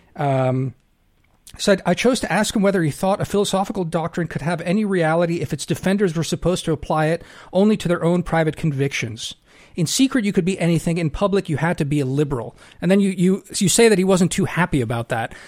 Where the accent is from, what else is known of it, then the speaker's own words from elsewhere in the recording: United States; I count myself as an American. I, I've lived here my whole life, even though I, I only got citizenship